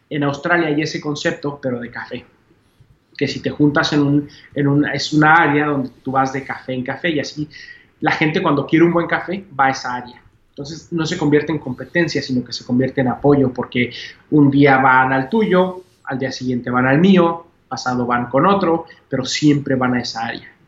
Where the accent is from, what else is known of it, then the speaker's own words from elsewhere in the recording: Mexico; como mexicano, mi, familia es mexicana, como mexicano me, siempre me di cuenta que yo podía viajar a cualquier parte del mundo